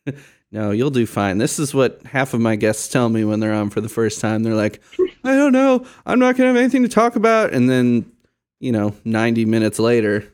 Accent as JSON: {"language": "English", "town": "Chicago", "region": "Illinois", "country": "United States", "tie": "born or raised there", "moved": "as an adult", "lives_now": "Indiana, United States", "said": "I grew up in Chicago, very multicultural city, very diverse."}